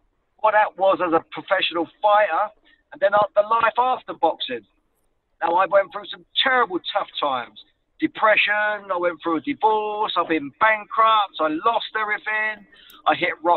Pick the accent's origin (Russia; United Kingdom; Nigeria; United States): United Kingdom; Luton, East of England; I'm a kid from Luton